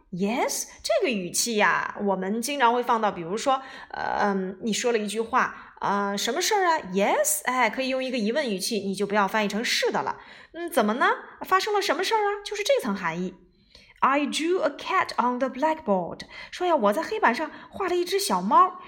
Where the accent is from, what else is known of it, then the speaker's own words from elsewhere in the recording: China; 我们中国人当然是名字在前面啦